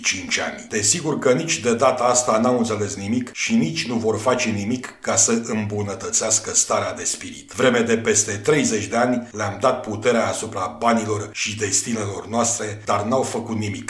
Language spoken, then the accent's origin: Romanian; Romania; ca român